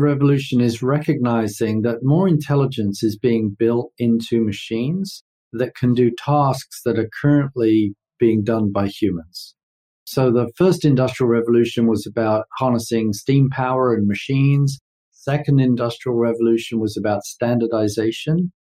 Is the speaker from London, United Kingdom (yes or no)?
yes; London, United Kingdom; moved away as an adult; also born or lived in New York; now in United States; I'm way east of Houston, being born and raised in London